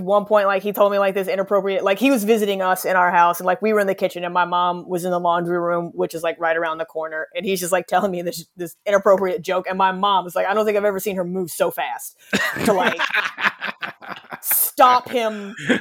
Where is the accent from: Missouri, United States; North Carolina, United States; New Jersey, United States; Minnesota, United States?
Missouri, United States; I grew up in Missouri, like, landlocked state